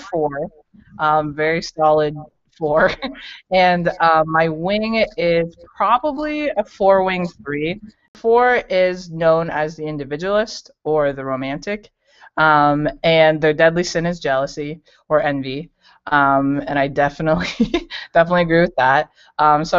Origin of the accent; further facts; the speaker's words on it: Colorado, United States; moved away as an adult; now in Cincinnati, United States; I am from Colorado, and I moved to Cincinnati about 2 years ago